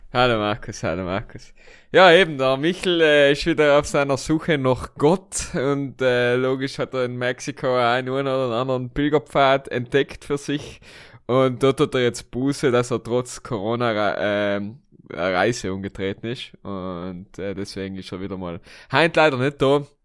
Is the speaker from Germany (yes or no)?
no; South Tyrol, Trentino-Alto Adige, Italy; accent: South Tyrolean; now in Vienna, Austria